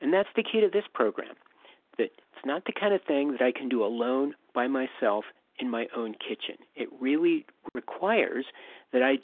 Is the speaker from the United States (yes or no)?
yes; Western Pennsylvania, United States; moved away as an adult; also born or lived in Southern California / San Francisco; I grew up in Western Pennsylvania, escaped when I was 18, went to Southern California